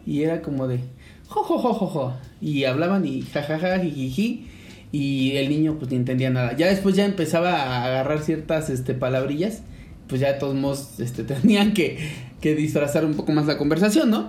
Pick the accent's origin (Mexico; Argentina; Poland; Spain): Mexico